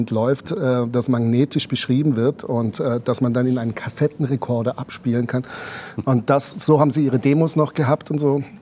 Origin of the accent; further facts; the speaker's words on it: Germany; accent: German dialect; now in Switzerland; Aber ich habe es mit meinem deutschen Dialekt geschafft, den, Appenzell, den Appenzeller, Appenzeller Käse zu verkaufen.